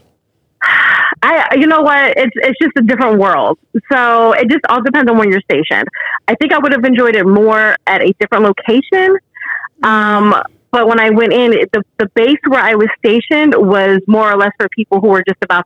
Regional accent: New Jersey, United States; moved away as an adult; also born or lived in Illinois; I'm originally from New Jersey. I was born and raised in New Jersey.

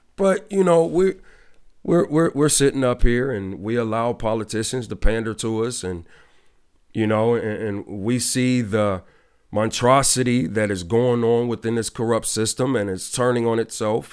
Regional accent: Ohio, United States; my home state, Cle, uh, Ohio, in Cleveland

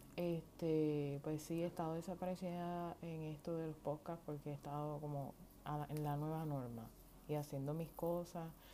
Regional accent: Puerto Rico; first language Spanish; now in United States; soy pues puertorriqueña y, y mi idioma natal es eh, idioma vernáculo o de nacimiento es el español. Eh, em, puede ser que hable un poquito en inglés, puesto que estoy viviendo en los Estados Unidos

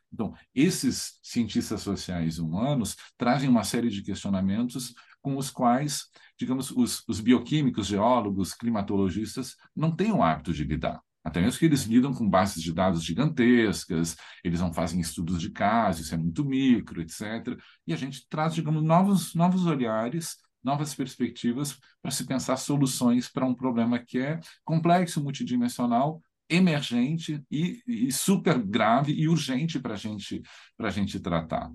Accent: Rio Grande do Sul, Brazil; eu sou gaúcho

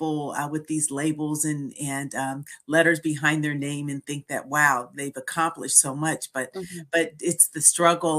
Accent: San Francisco Bay Area, California, United States; also born or lived in Philadelphia; I was born in the San Francisco Bay Area

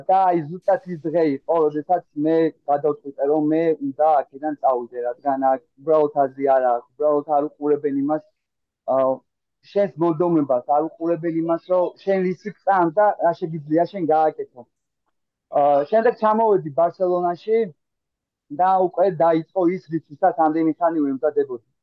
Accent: Tbilisi, Georgia; moved away as an adult; also born or lived in Kartli / Kakheti; now in Barcelona, Spain; ქართლიდან ვარ, მაჩაბელი. აა დედულეთ იმა კახეთში. თუმცა აა თეოლოგიური თბილისელი ბიჭი ვარ, რომელიც აა თავი დროზე სკოლაში სწავლობდა, ყველაფერი თბილისური გავლილი აქვს

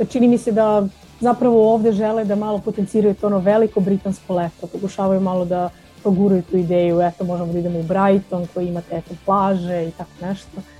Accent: Serbia; now in England, United Kingdom

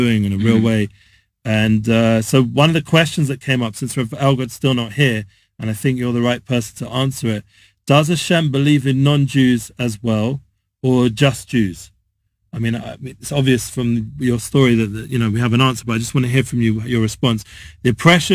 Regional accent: London, United Kingdom; now in Israel; I'm traditional Jew from North London

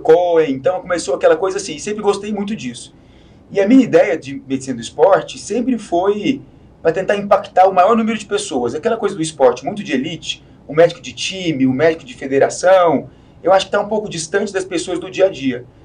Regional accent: Goiás, Brazil; now in São Paulo, Brazil; eu sou de Goiás

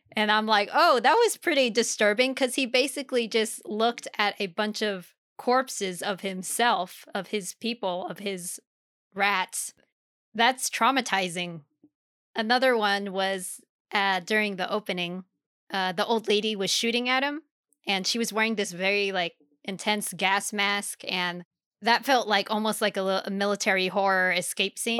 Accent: Germany; moved away; I grew up in Germany

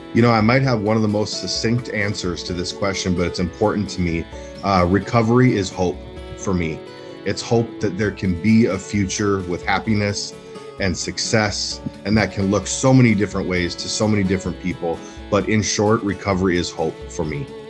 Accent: Minneapolis, Minnesota, United States; I'm born and raised in, in North Minneapolis

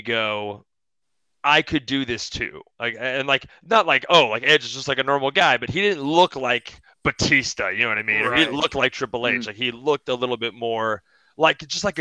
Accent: Moorpark, California, United States; My hometown is in Moorpark, California, which is this small town right outside of the valley over in Los Angeles

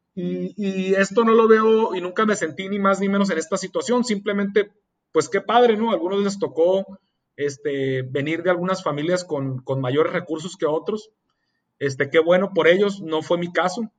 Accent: Mexicali, Baja California, Mexico; soy originario de Mexicali, Oja, California, soy orgullosamente cachanilla

